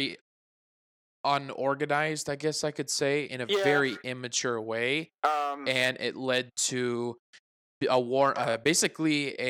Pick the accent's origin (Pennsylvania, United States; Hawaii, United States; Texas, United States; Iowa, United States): Iowa, United States; we were born and raised in Iowa